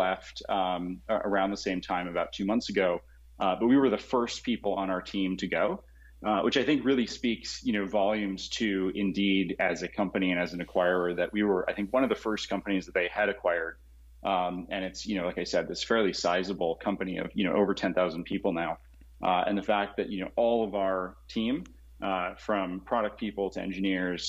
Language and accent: English; Colorado, United States; moved away as an adult; also born or lived in San Jose, California / Los Angeles, California / San Mateo, California; I was born in San Jose, and then left when I was growing up in Colorado, and then went to college in Los Angeles and came back